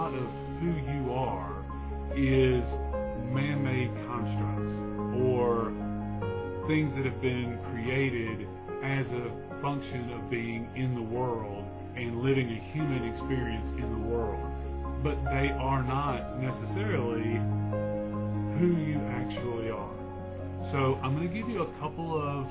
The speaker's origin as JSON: {"language": "English", "country": "United States", "tie": "born or raised there", "said": "I was born in America, so that makes me an American citizen"}